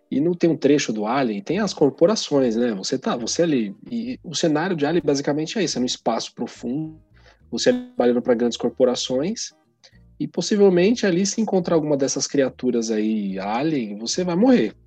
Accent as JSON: {"language": "Portuguese", "country": "Brazil", "said": "Nosso contexto aqui é outro, o país é outro, nós somos latino-americano"}